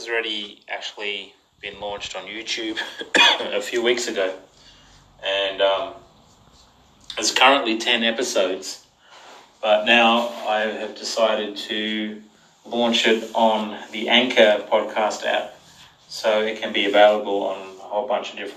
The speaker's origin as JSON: {"language": "English", "town": "Brisbane", "region": "Queensland", "country": "Australia", "said": "I'm from Brisbane, Australia"}